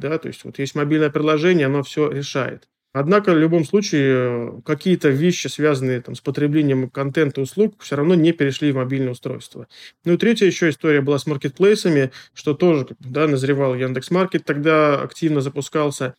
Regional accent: Smolensk, Smolensk Oblast, Russia; Наша студия Смоленская, я из Смоленска

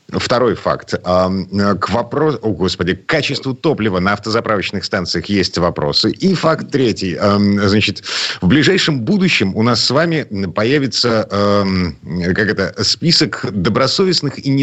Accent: Saint Petersburg, Russia; из Петербурга

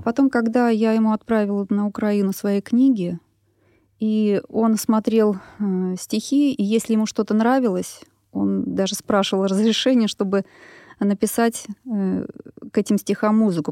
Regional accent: Moscow, Russia; Я москвичка, родилась на Красной Пресне. Жила там до шести лет, потом переехали в Тушинский район, и по сей день живу сейчас там с семьей

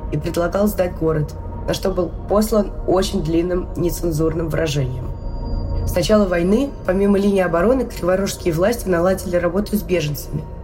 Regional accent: Havrylivka, Kherson Oblast, Ukraine; also born or lived in Kakhovka, Ukraine; Я хоть сама из Гавриловки, но в Каховке я родила ребенка и 14 лет прожила, я ее строила.

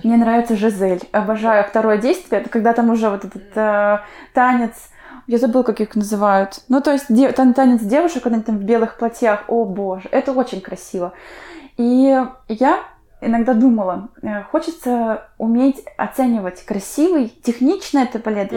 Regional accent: Urmary, Chuvashia, Russia; now in Saint Petersburg, Russia; Я сама выросла в Чувашии, в поселке Урмары

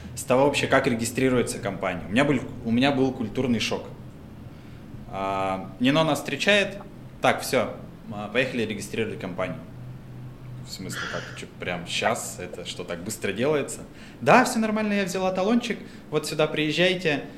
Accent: Russia; moved away as an adult; also born or lived in Moscow; now in Georgia; Я говорю, из России

